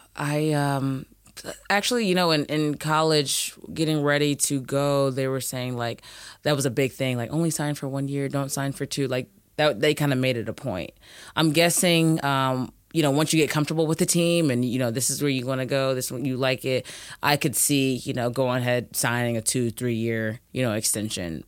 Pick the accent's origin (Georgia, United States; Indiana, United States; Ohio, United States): Indiana, United States; Indianapolis; moved away as an adult; also born or lived in Kentucky / Luleå, Sweden; I am from Indianapolis, Indiana. Played at Ben Davis High School